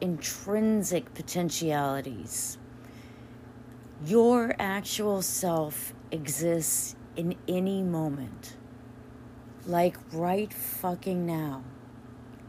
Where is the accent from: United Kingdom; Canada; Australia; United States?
United States